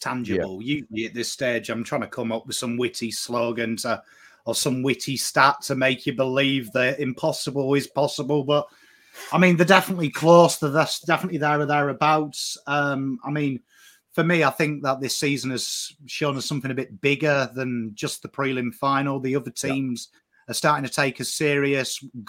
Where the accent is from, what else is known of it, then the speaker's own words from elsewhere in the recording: England, United Kingdom; now in Australia; I'm English.